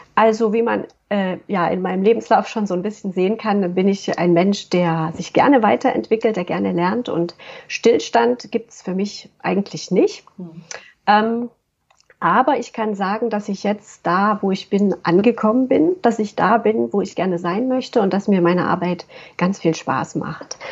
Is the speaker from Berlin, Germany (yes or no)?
no; Waldbröl, North Rhine-Westphalia, Germany; ich komme aus Waldbröl, das ist eine kleine Stadt im Oberbergischen